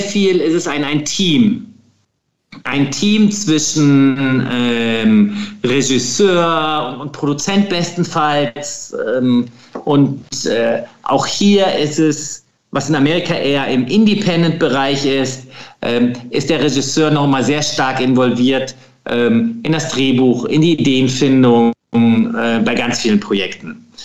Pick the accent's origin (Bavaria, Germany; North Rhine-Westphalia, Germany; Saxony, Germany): North Rhine-Westphalia, Germany; Krefeld; ich komme aus, aus Krefeld, das ist zwischen Niederrhein und äh, Ruhrgebiet